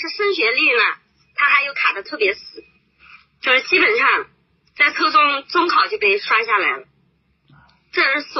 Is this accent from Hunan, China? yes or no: no; Suzhou, Jiangsu, China; 我是苏州的。